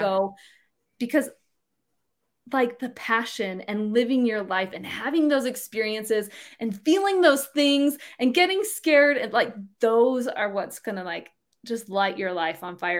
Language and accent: English; Utah, United States; I grew up here in Utah